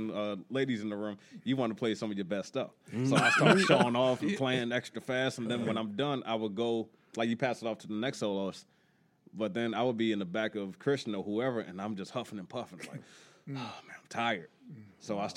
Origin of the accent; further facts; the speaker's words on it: Baltimore, Maryland, United States; growing up Baltimore, I grew up in Emerson Village.